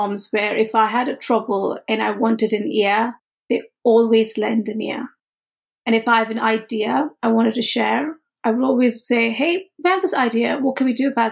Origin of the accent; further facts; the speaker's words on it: India; moved away; growing up in India